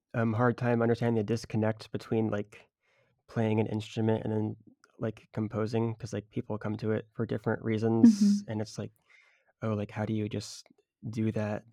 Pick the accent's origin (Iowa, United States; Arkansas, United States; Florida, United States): Florida, United States; Tampa; moved away; I was from the Tampa area